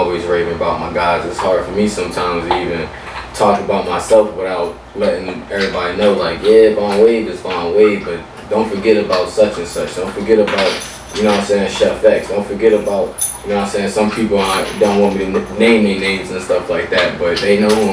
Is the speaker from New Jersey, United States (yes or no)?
yes; Camden, New Jersey, United States; also born or lived in West Philadelphia, Pennsylvania; now in Richmond, United States; I'm from Camden, New Jersey, in West Philadelphia.